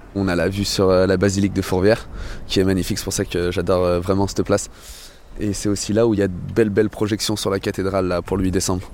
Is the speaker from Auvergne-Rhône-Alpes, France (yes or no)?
yes; Lyon, Auvergne-Rhône-Alpes, France; en tant que lyonnais, même si je suis né ici